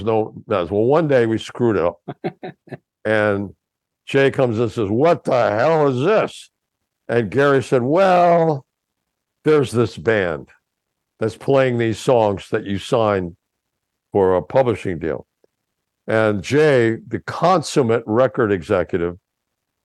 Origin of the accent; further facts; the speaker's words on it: Mexico City, Mexico; moved away; also born or lived in New York / Boston; I grew up in Mexico City, and I was already playing in bands when I was 11 and 12